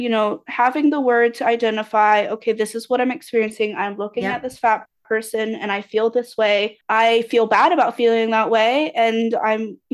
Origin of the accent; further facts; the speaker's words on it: United States; a person who was raised in the US.